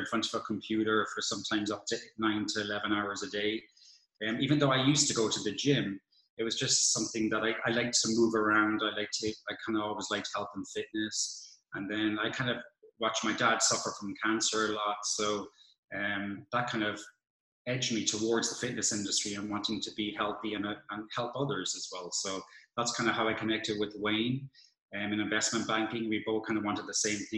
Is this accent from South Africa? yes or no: no; Cork, Munster, Ireland; moved away as an adult; also born or lived in London / Paris / Dublin; now in Los Angeles, United States; I'm from Cork, which we say is the real capital of Ireland.